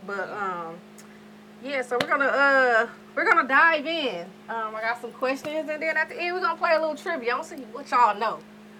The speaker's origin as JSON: {"language": "English", "region": "New York", "country": "United States", "said": "I'm from New York"}